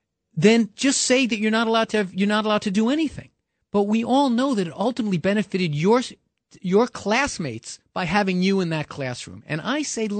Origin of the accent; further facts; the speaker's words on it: New York City, New York, United States; growing up in New York City